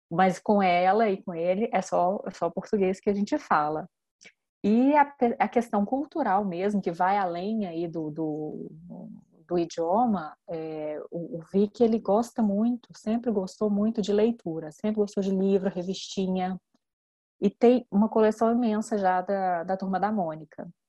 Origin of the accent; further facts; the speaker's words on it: Minas Gerais, Brazil; moved away as an adult; now in France; eu sou de Minas, meu marido é capixaba